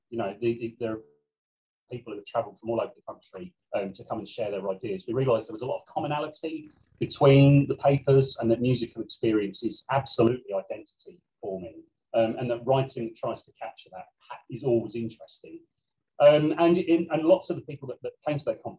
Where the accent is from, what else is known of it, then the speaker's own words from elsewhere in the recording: St Albans, East of England, United Kingdom; St Albans, where I grew up